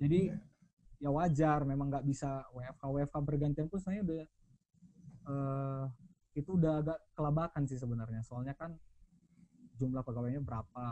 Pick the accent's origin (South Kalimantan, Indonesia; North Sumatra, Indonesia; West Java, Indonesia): North Sumatra, Indonesia; Pematangsiantar; moved away; kita kan anak Siantar